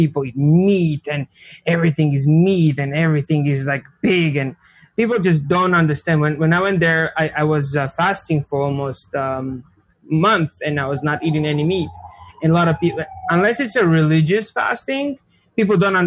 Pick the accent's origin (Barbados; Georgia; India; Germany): Georgia; English is a second language; moved away as an adult; now in United States; I'm from Republic of Georgia. It's a small country in Eastern Europe